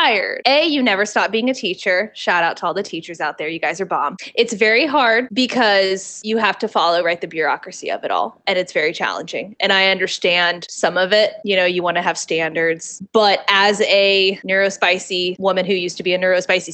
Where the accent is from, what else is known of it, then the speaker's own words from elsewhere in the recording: the South, United States; I'm from the South.